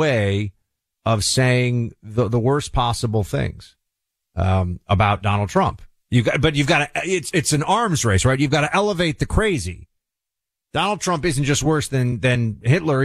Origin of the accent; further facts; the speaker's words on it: New York, United States; As a New Yorker